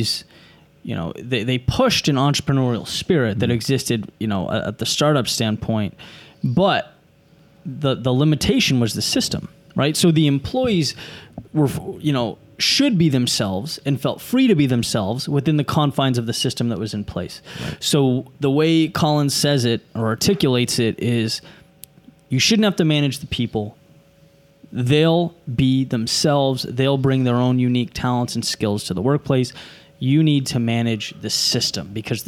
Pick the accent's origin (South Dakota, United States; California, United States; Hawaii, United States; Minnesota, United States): California, United States; moved away; There was a Disneyland where I grew up in California